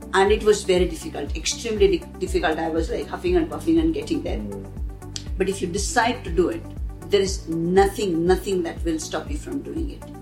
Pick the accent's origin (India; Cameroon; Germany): India; moved away as an adult; also born or lived in United Kingdom; now in Dubai, United Arab Emirates; I'm born and brought up in India and now in Dubai.